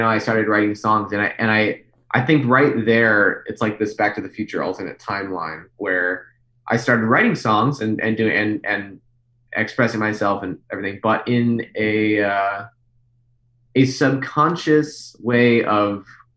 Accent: Plainfield, Illinois, United States; also born or lived in Aurora, Illinois; I grew up in Illinois. I was born in Aurora. I lived in Plainfield, Illinois

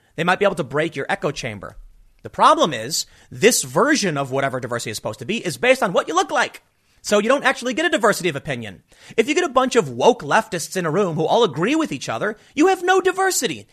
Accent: Chicago, Illinois, United States; also born or lived in New York; now in South Jersey, United States; I grew up in Chicago.

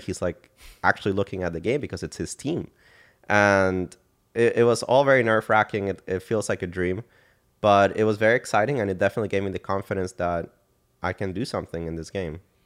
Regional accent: San Jose, Costa Rica; moved away as an adult; also born or lived in Dallas, Texas; I was born and raised in San Jose, Costa Rica

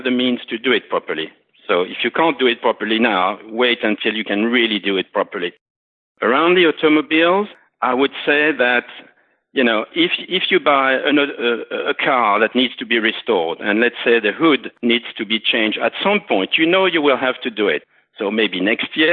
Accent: Alsace, Grand Est, France; my father and myself, we grew up in Alsace, which is really Bugatti country

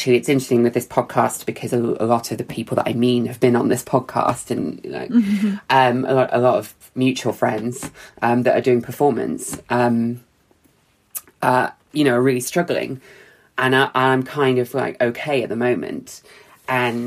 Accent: Bristol, South West England, United Kingdom; also born or lived in London; Even though I grew up in Bristol, I didn't have any friends here anymore.

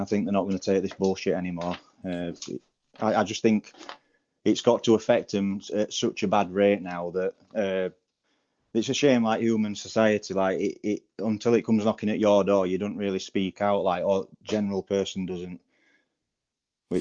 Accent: Barnsley, Yorkshire and the Humber, United Kingdom; I'm from Barnsley

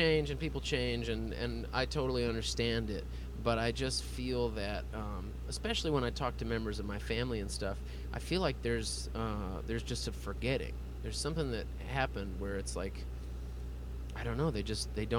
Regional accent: Texas, United States; We all grew up here. We all live here

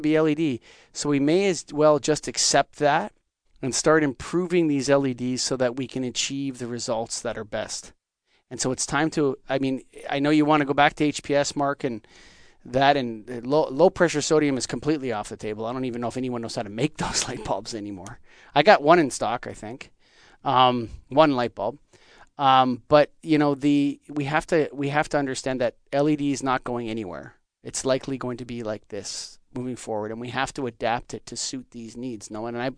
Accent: Canada; as a Canadian

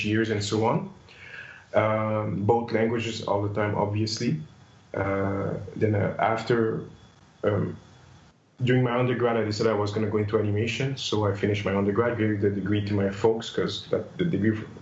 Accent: Montreal, Quebec, Canada; I'm originally from Montreal, French-Canadian.

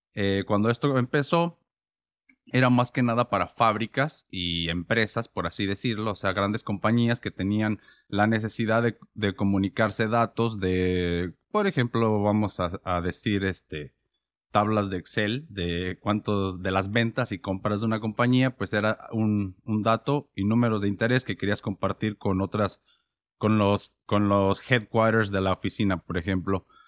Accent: Mexico; moved away; como yo vivía en México y crecí en México

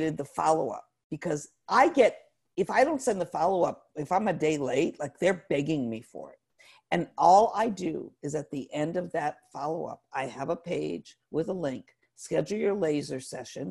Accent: Northeast, United States; now in Atlanta, United States; I'm not from Atlanta, I'm from the Northeast

